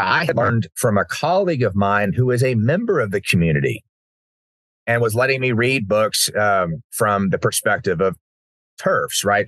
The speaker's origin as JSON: {"language": "English", "town": "Uvalde", "region": "Texas", "country": "United States", "tie": "born or raised there", "said": "growing up in Uvalde"}